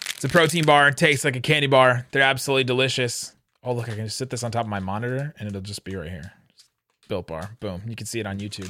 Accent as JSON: {"language": "English", "town": "Cincinnati", "region": "Ohio", "country": "United States", "tie": "born or raised there", "moved": "as an adult", "lives_now": "Dallas, United States", "said": "I grew up in Cincinnati, went to, went to high school in Cincinnati, and then went to Dallas to go to college"}